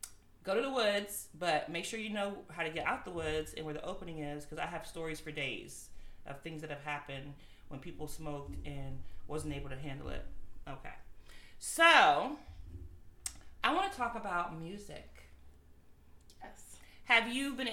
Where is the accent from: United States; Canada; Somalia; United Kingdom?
United States; Woodbridge, Virginia; Woodbridge, my hometown, Woodbridge